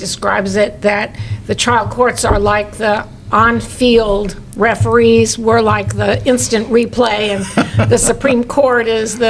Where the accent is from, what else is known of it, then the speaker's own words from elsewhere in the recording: West Lafayette, Indiana, United States; I'm from West Lafayette, practiced in Lafayette for 20 years.